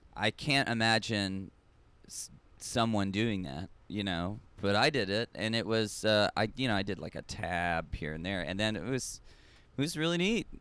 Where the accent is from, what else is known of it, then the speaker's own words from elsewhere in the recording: Austin, Texas, United States; moved away as an adult; also born or lived in Long Beach / New York; now in Norway; I grew up in Austin, Texas, lived in Long Beach, lived in New York, moved back to Austin